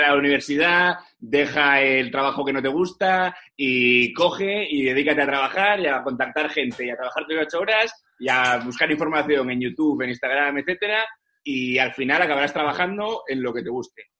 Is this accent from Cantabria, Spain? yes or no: yes; Santander, Cantabria, Spain; yo soy de Santander